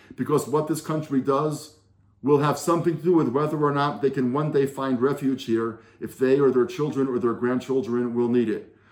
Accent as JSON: {"language": "English", "country": "United States", "moved": "yes", "lives_now": "Israel", "said": "As an American Jew who now lives in Israel, as somebody who holds passports to both of those countries"}